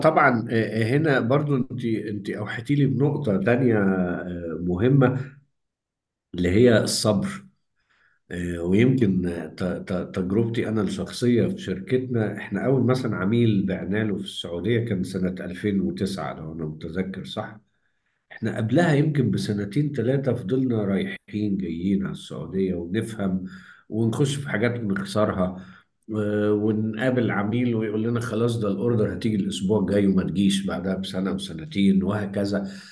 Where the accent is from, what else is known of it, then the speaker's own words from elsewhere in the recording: Egypt; هنا عندنا في مصر